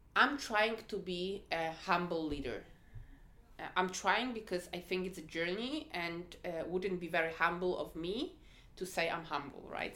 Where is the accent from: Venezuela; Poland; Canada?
Poland; moved away; I'm originally from Poland